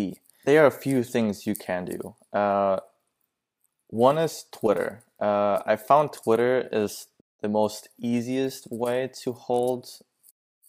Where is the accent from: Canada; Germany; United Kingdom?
Germany; English is a second language; now in California, United States; I'm originally from Germany, so it's I live here in the in the California coast